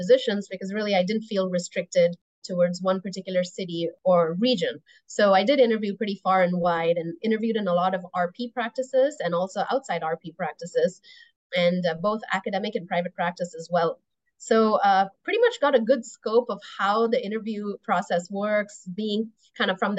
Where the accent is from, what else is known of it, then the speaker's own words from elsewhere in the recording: Toronto, Ontario, Canada; moved away as an adult; also born or lived in Indiana / Midwest; now in United States; I grew up mostly in Toronto in Canada. That's home for me.